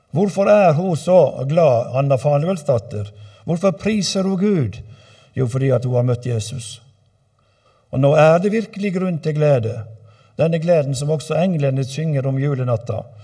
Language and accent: Norwegian; Øygarden, Vestland, Norway; hjemme i Øygarden, der jeg kommer ifra